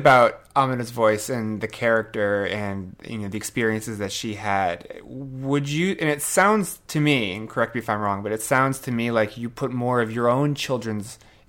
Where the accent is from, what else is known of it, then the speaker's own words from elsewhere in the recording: New Jersey, United States; now in Maryland, United States; I grew up in New Jersey, which is also a fairly, you know, multicultural, diverse area.